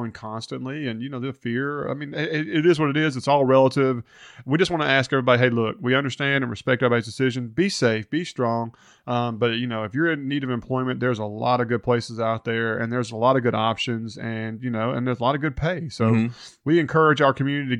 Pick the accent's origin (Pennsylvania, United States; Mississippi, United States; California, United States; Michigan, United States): Mississippi, United States; Hernando; I grew up in Hernando